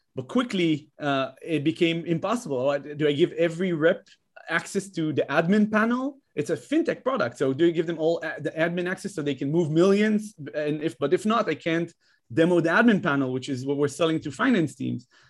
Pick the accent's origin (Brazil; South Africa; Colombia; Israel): Israel; moved away as an adult; also born or lived in Netherlands; now in United States; I'm from Israel originally, but I have, like, a, a huge, a, a long history with Holland. I lived there as a child, came back to Israel